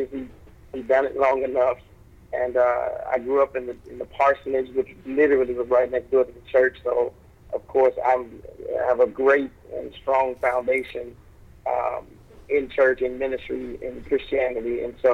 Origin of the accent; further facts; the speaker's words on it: Arkansas, United States; moved away as an adult; also born or lived in Oklahoma / Little Rock, Arkansas; now in Chicago, United States; I grew up in Oklahoma and Arkansas. I was born in Little Rock, and my father and mother moved to Oklahoma for a short period of time. So I was there for a short season, and then we moved back to Arkansas when maybe I was 13 years old